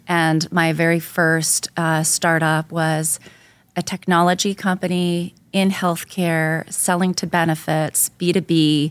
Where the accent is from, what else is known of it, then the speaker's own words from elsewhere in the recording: Canada; moved away as an adult; now in New York, United States; I'm, I'm originally from Canada